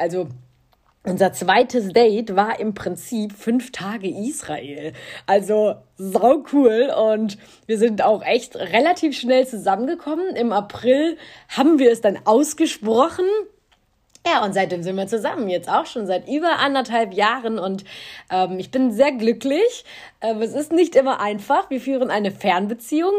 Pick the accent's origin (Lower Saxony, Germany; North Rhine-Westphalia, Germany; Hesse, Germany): North Rhine-Westphalia, Germany; Cologne; Ich bin in Köln geboren, also eine richtige kölsche Frohnatur.